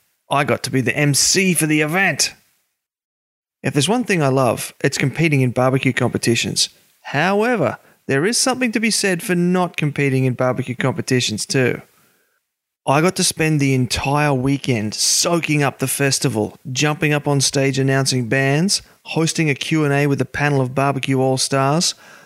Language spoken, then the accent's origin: English; Australia; No, we're Australian. We can do it our way.